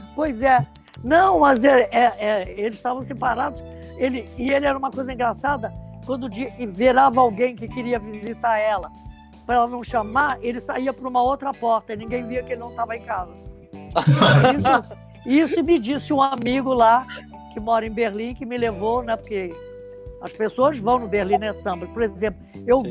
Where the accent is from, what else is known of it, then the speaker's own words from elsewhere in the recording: Rio de Janeiro, Brazil; Eu fui criada em Ipanema, no Raviscão de Pirajá